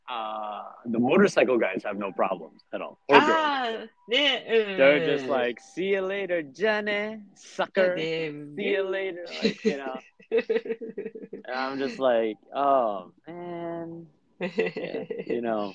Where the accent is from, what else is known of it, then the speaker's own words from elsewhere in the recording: New York, United States; now in Japan; I was born in New York